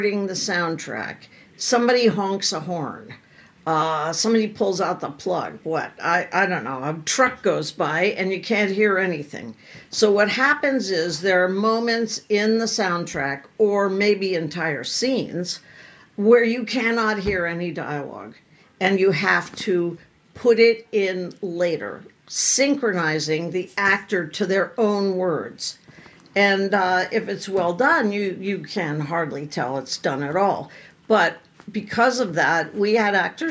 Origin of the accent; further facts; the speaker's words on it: New England, United States; now in Los Angeles, United States; I grew up in New England